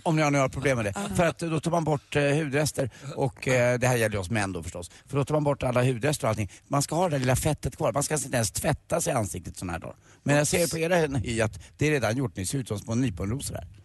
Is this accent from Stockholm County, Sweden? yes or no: yes; Stockholm, Stockholm County, Sweden; som stockholmare